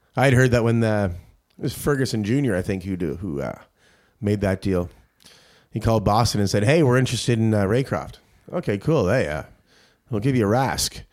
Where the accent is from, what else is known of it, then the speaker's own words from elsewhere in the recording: Ireland; As an Irishman here